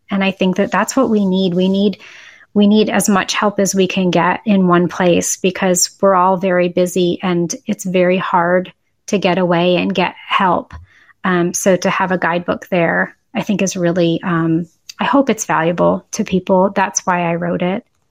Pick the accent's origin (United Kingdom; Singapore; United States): United States; Boston, Massachusetts; also born or lived in Syracuse / Chapel Hill; now in Austin, United States; I grew up in Boston